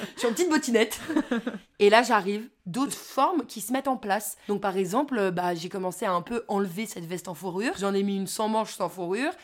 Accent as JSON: {"language": "French", "town": "Courchevel", "region": "Auvergne-Rhône-Alpes", "country": "France", "tie": "born or raised there", "said": "on a toujours vécu à Courchevel"}